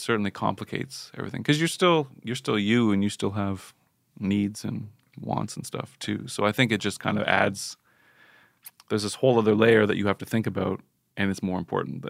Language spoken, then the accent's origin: English; Canada; I think we had that as Canadians superficially